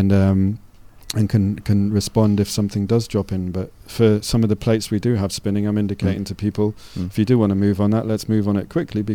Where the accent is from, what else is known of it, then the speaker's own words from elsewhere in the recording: North East England, United Kingdom; I was brought up in Northeast England